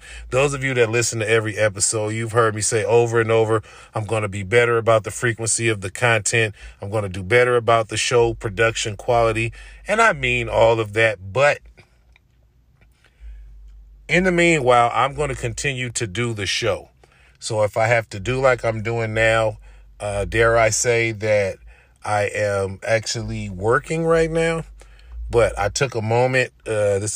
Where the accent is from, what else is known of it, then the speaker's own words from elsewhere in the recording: Oakland, California, United States; moved away as an adult; I'm still in my hometown, in my home area